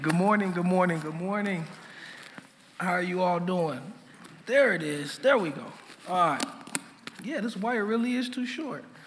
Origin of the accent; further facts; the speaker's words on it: Minneapolis, Minnesota, United States; I'm from Lake Street. Um, that's where I grew up